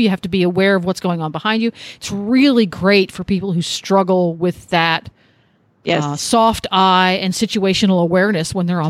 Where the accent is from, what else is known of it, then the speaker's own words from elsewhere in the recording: Mid-Atlantic area, United States; now in Ocala, United States; growing up in Pony Club, our take on it where we were in the Mid-Atlantic area